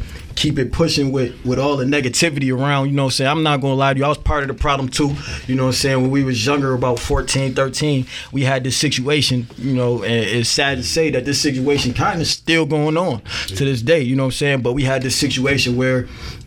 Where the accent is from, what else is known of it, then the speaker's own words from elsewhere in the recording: Buffalo, New York, United States; I'm from Buffalo